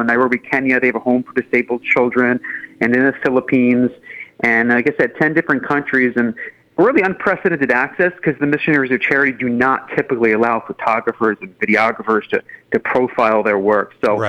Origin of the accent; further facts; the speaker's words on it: New York, United States; I grew up in New York in the 1980s and 90s